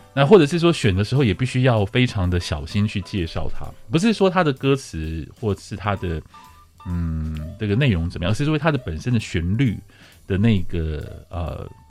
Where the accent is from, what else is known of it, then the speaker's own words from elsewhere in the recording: northern Taiwan, Taiwan; 我也是越北部小孩